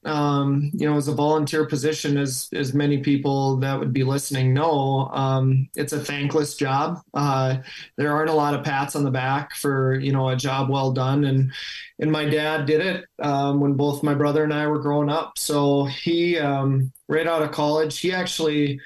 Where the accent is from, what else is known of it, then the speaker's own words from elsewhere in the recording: Moorhead, Minnesota, United States; my parents moved down to Moorhead for college, and then obviously that's where I grew up